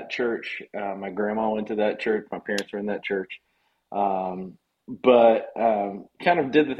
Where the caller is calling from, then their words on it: Burney, Texas, United States; I am at our offices in Burney, about 10 minutes north of San Antonio.